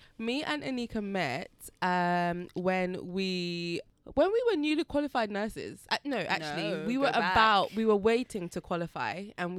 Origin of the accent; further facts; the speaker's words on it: Jamaica; And then I was like, oh my gosh, I'm from Marmee Bay.